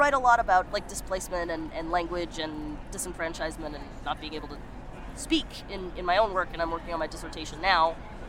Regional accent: Taos, New Mexico, United States; now in Albuquerque, United States; I mean, Taos is my hometown, but Albuquerque's like, I don't know, it's like my queer hometown.

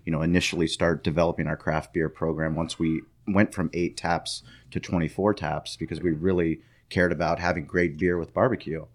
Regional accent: San Diego, California, United States; me growing up in San Diego

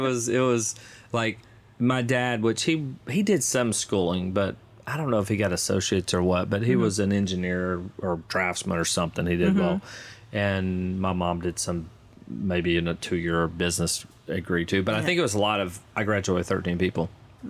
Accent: El Dorado, Arkansas, United States; I'm from El Dorado, Arkansas.

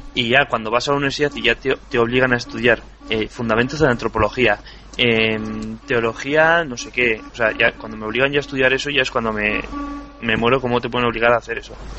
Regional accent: Navarre, Spain; yo en cambio soy de Navarra

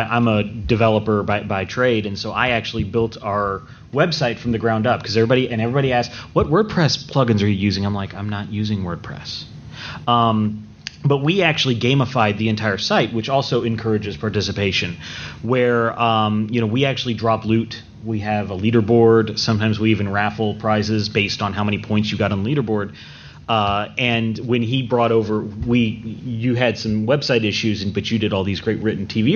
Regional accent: Georgia, United States; I'm from Georgia here

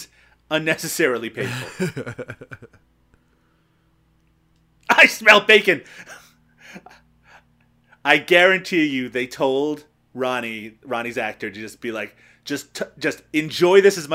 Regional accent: Canada; I'm Canadian

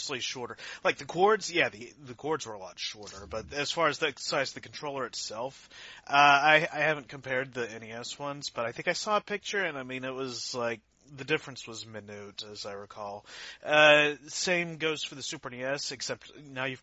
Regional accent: United States; now in Canada; I was born in the US.

